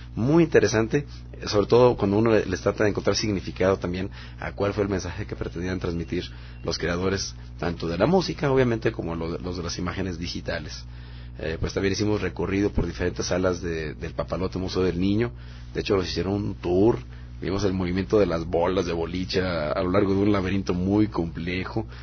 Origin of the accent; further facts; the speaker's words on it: Monterrey, Nuevo León, Mexico; yo soy Regio Montano, allá nací en Monterrey